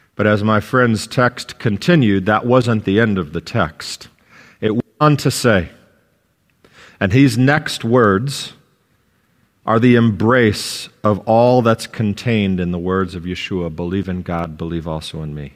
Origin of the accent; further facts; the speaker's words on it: United States; an American citizen